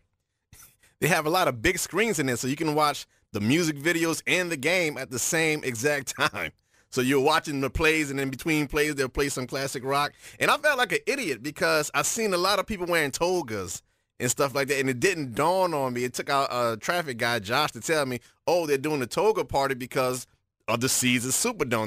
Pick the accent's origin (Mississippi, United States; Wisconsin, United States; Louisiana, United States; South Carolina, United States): Louisiana, United States; New Orleans; my hometown heroes, the New Orleans Saints